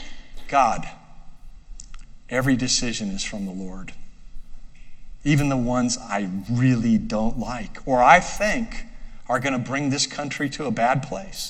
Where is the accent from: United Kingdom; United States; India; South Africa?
United States; I'm an American citizen